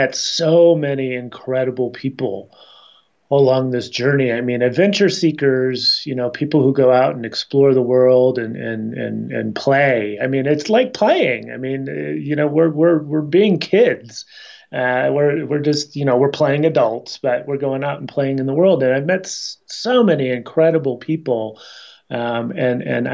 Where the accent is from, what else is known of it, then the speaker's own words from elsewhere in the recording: Chicago, Illinois, United States; now in Boulder, United States; living and growing up in Chicago and camping all through the Midwest